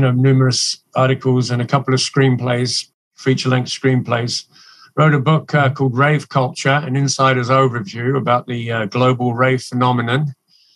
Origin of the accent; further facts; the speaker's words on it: England, United Kingdom; moved away as an adult; now in Canada; I'm originally from England. I grew up in England